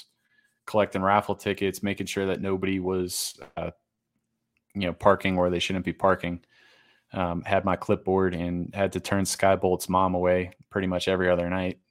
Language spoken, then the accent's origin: English; Massachusetts, United States; Yeah, born and raised in Western Massachusetts, born and raised a Red Sox fan in the curse era.